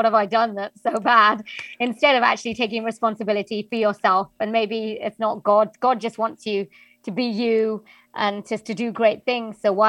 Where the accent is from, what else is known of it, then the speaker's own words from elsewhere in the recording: Wales, United Kingdom; accent: Welsh; like I come from Wales, I've grown up in Wales, and they didn't predominantly want a Welsh accent